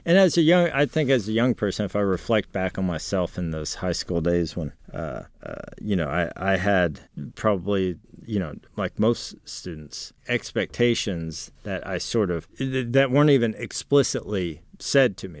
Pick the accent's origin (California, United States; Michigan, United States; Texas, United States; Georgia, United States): Texas, United States; San Antonio; growing up in San Antonio